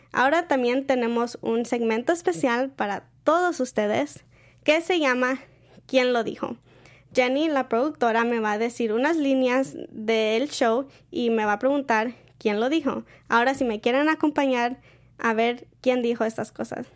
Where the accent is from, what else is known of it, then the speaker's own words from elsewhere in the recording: Mexico; now in United States; nosotros como mexicanos no hacemos bridal shower ni bachelorette party